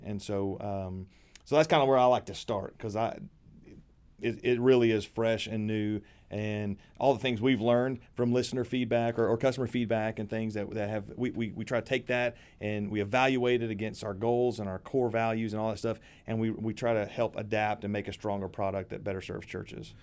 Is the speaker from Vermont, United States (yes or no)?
no; Middle Tennessee, United States; born or raised there